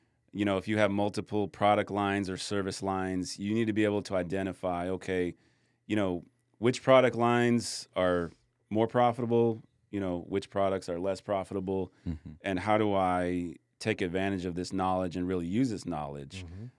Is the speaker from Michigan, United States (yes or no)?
yes; Michigan, United States; moved away; I grew up in Michigan, so we had gloves and hats and everything.